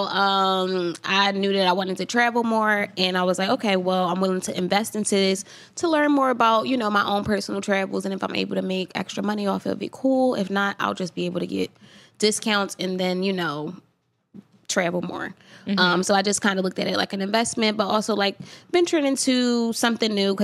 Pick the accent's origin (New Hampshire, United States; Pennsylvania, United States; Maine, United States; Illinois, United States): Pennsylvania, United States; Philadelphia; I'm from Philly